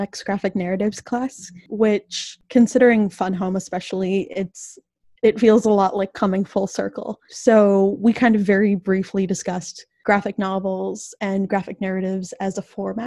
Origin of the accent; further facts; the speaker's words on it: Minneapolis, Minnesota, United States; moved away as an adult; now in Iowa, United States; I'm from Minneapolis, where a lot of police brutality stuff happens very regularly.